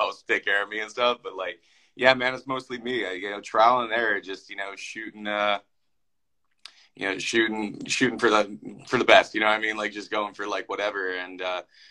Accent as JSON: {"language": "English", "town": "Philadelphia", "region": "Pennsylvania", "country": "United States", "also_born_or_lived": "Des Moines, Iowa", "moved": "as an adult", "lives_now": "Minneapolis, United States", "said": "I'm from Philadelphia originally. I moved to Des Moines, Iowa for my first radio job."}